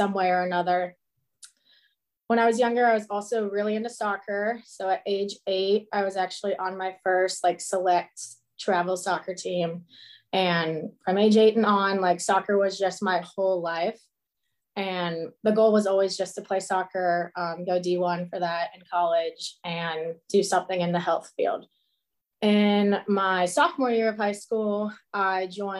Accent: Cincinnati, Ohio, United States; I'm from Cincinnati, Ohio

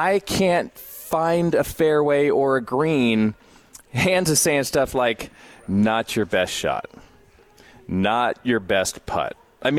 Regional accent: Culver City, California, United States; In Culver City.

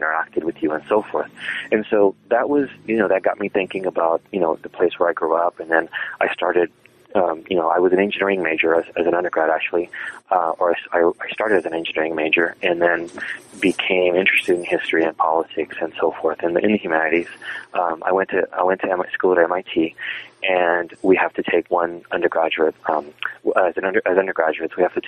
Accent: South Texas, United States; moved away as an adult; also born or lived in Mexico / Massachusetts; I was born in Mexico. My dad is an American citizen. My mom's a Mexican citizen. I lived in Mexico for the first 6 years of my life. And then we moved to Texas. And so I grew up in the South Texas region

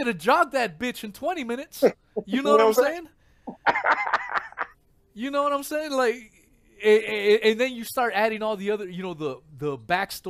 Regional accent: United States

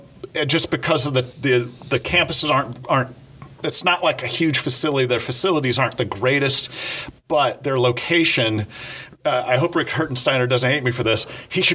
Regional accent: California, United States; We are two Californians talking about that.

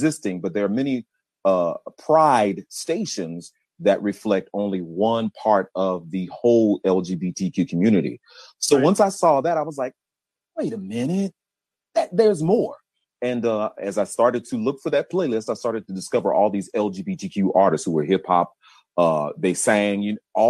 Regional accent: Lafayette, Louisiana, United States; moved away as an adult; also born or lived in Nashville / Mississippi; now in Atlanta, United States; Southwest Louisiana, a town called Lafayette

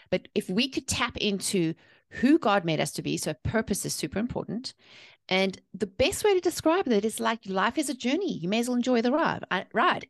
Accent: South Africa; moved away as an adult; now in North Carolina, United States; I'm originally from South Africa. I was born and raised there, but I've been living here in, uh, the North Carolina since two thousand six

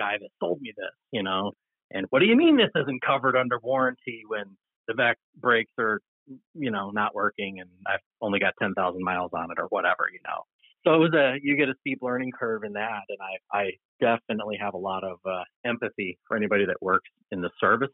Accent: Upstate New York, United States; moved away as an adult; also born or lived in Texas; now in Portland, United States; I've now been away from my hometown longer than I lived there

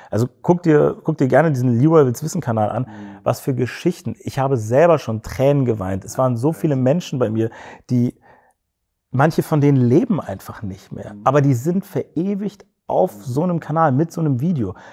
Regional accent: West Germany, Germany; also born or lived in Cologne; ich als Westdeutscher.

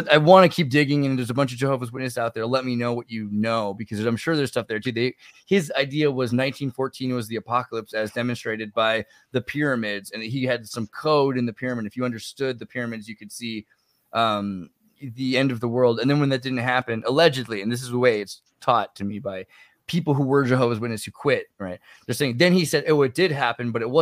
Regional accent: California, United States; also born or lived in Humboldt County, California; I'm from California and I lived in Humboldt for a period of time

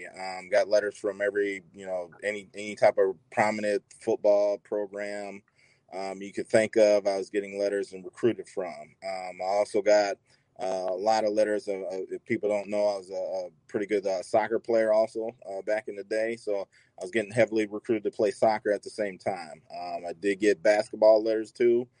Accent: Bettendorf, Iowa, United States; I'm from Midwest. I'm from Iowa, Bettendorf

